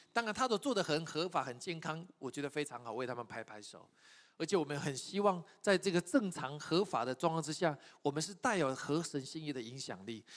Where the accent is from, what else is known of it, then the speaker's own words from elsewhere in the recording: Taiwan; 我从台湾来